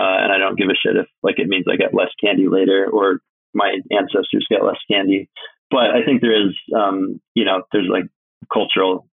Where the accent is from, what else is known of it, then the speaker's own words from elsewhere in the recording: Alaska, United States; I'm from Alaska